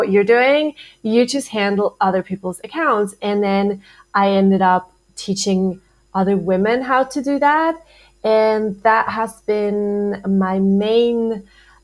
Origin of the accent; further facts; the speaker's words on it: Switzerland; moved away as an adult; also born or lived in Bali; I'm originally from Switzerland